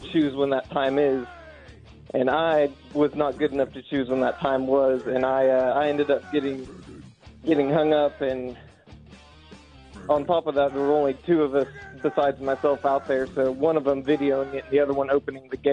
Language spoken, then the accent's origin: English; Coweta, Oklahoma, United States; I grew up in Coweta, Oklahoma